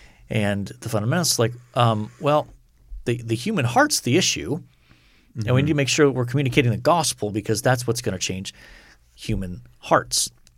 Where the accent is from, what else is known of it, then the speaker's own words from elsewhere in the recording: United States; I'm American. I don't do metric